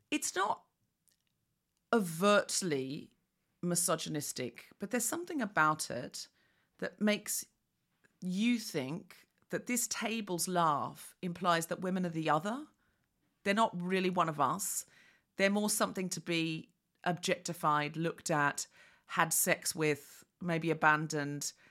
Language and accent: English; Sydney, New South Wales, Australia; I am definitely Sydney.